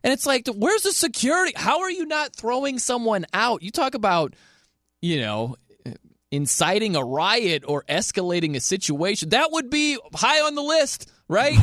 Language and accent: English; South Bend, Indiana, United States; I am from South Bend, Indiana